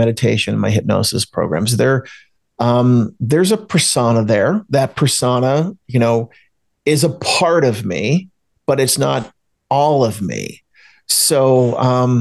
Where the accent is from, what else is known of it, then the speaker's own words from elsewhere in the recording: New Jersey, United States; I grew up outside of Philadelphia, Pennsylvania. I grew up in South Jersey